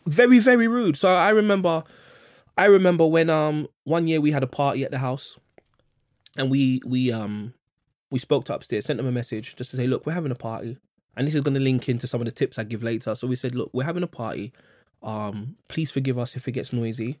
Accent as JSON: {"language": "English", "region": "London", "country": "United Kingdom", "tie": "born or raised there", "said": "I grew up in Kensal Rise in the eighties"}